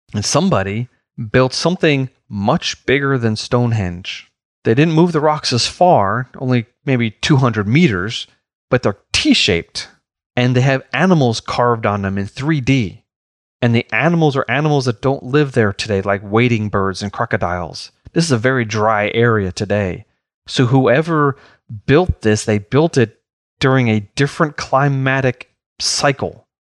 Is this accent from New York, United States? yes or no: yes; New York, United States; growing up in New York